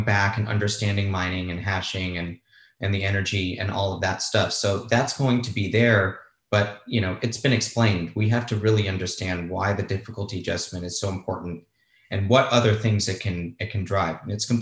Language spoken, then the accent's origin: English; Los Angeles, California, United States; also born or lived in Spain; I grew up in Los Angeles. I was born and raised here